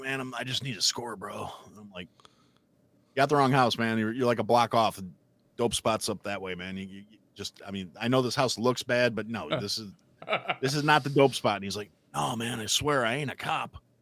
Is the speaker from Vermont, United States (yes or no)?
no; Wisconsin, United States; now in Illinois, United States; I grew up in Wisconsin